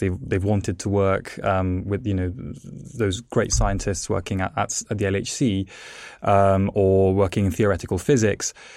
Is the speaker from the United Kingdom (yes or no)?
yes; England, United Kingdom; also born or lived in Italy; the reason I, as a child, moved to England is because my parents were actually plasmaphysicists and they worked for Jet